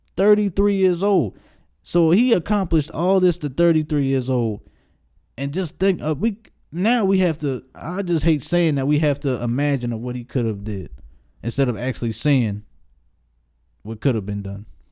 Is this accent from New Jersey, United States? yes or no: no; Baltimore, Maryland, United States; Baltimore, my hometown